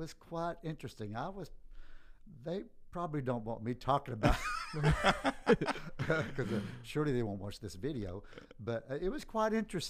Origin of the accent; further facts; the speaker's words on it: Silsbee, Texas, United States; No, sir. I'm from Silsbee, Texas.